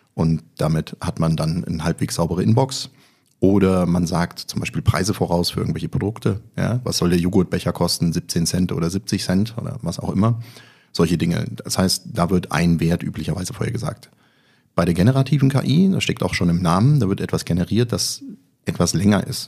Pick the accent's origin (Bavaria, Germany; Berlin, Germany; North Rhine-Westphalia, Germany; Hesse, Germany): Hesse, Germany; Kassel; born or raised there